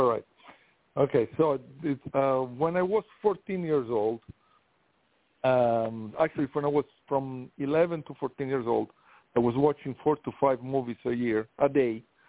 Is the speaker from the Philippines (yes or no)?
no; Italy; English is a second language; moved away as an adult; now in United States; So from Italy, I'm from Italy, that's why the accent. So when I was 18, I was able to move to U.S.